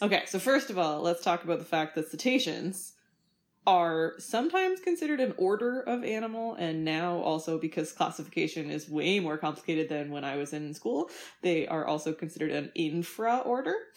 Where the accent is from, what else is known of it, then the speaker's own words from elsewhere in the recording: Winnipeg, Manitoba, Canada; I grew up in Winnipeg, Manitoba